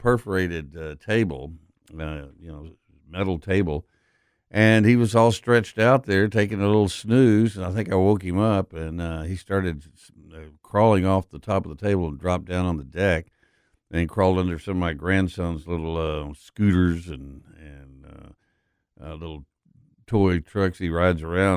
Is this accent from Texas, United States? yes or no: yes; Texas, United States; now in Memphis, United States; I grew up in Texas